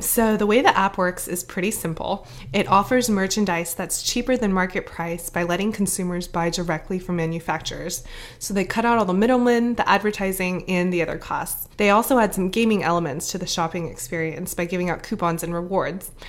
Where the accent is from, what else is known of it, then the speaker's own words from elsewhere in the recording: Atlanta, Georgia, United States; now in San Francisco, United States; also based in San Francisco, although I'm originally from Atlanta